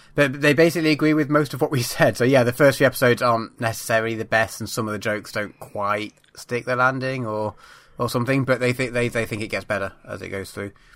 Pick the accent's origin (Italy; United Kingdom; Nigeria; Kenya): United Kingdom; for a British person